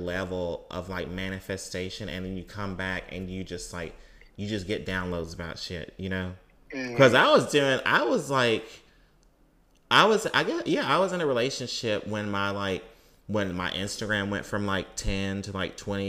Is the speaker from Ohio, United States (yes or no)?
no; Mississippi, United States; when I was growing up in Mississippi